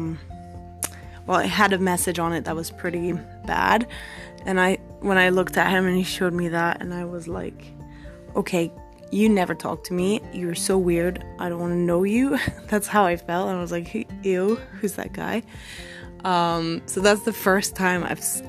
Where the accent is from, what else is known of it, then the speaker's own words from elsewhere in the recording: Belgium; moved away as an adult; also born or lived in Australia; I'm from Belgium